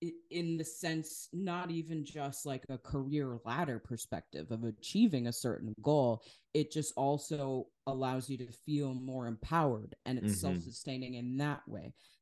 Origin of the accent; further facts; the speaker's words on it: Wisconsin, United States; but I'm from Wisconsin. And so Kenosha, what had happened there was really not far from where I lived